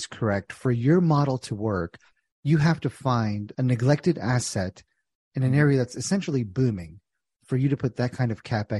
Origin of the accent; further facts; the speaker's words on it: New Jersey, United States; I grew up in Jersey